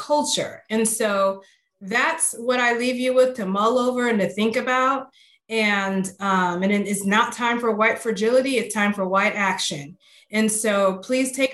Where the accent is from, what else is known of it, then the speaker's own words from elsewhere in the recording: Chicago, Illinois, United States; now in Austin, United States; I'm from Chicago, and so my transition to Austin has been quite interesting.